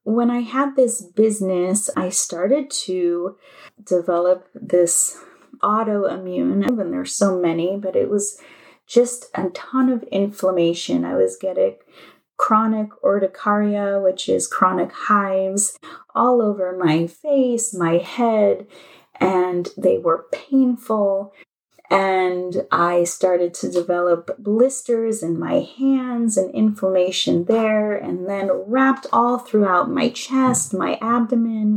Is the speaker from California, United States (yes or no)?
yes; Los Angeles, California, United States; moved away as an adult; also born or lived in New Orleans; And I am from Los Angeles, and I moved to New Orleans.